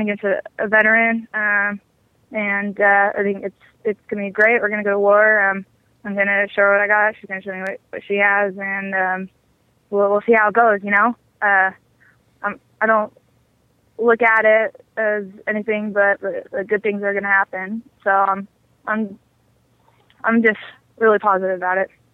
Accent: Amarillo, Texas, United States; I grew up in Amarillo. Uh, I was born and raised there.

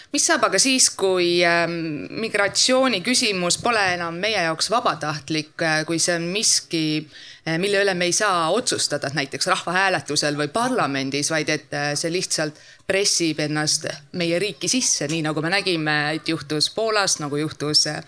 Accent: Piusa river area, Võru County, Estonia; sealt minu kodukandist Piusa jõest

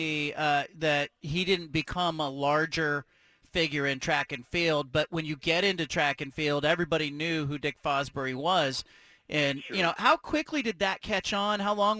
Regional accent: California, United States; now in Oregon, United States; I'm in middle school in, you know, years ago, growing up in California

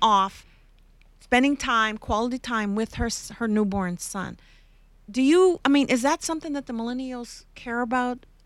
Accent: Canada; moved away; I'm from Canada

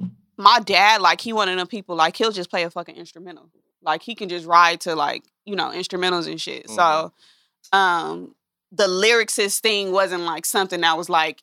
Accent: Los Angeles, California, United States; I'm from Los Angeles.

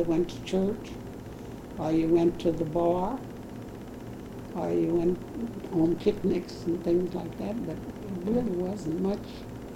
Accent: St. Louis, Missouri, United States; also born or lived in the South; I was born in the South

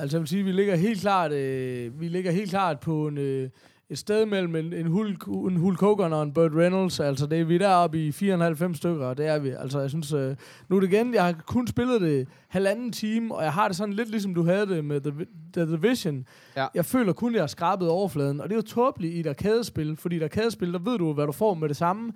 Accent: Horsens, Central Denmark Region, Denmark; i Horsens, hvor jeg kommer fra

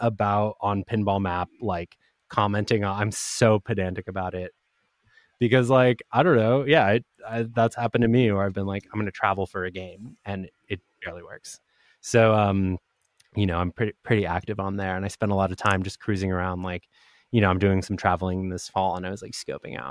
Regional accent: Providence, Rhode Island, United States; moved away; also born or lived in Argentina; I grew up in Providence, Rhode Island, and my parents still live there

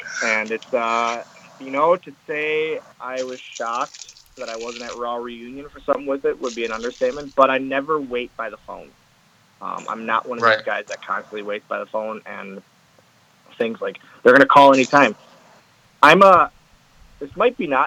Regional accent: Oshkosh, Wisconsin, United States; that's my hometown, man. I live here right now. I'm in the house in Oshkosh

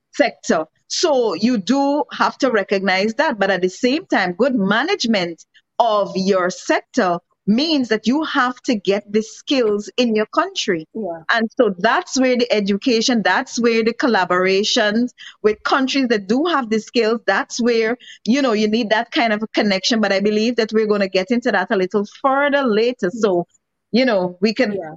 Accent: Guyana; accent: Guyanese; my Guyanese accent

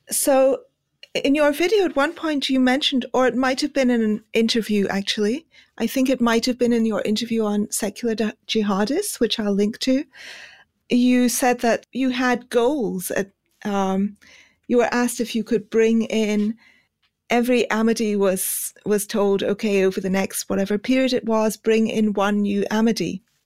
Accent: Pakistan; moved away; also born or lived in India; I grew up in Pakistan.

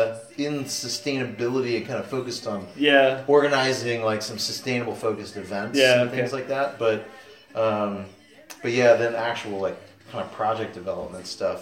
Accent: Sarasota, Florida, United States; also born or lived in Clearwater, Florida; Yeah, I'm a Sarasota. No. I was born in Clearwater. Okay. But I moved to Sarasota at like 2.5

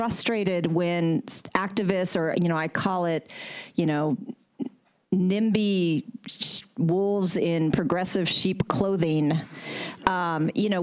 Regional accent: Oakland, California, United States; I'm from Oakland.

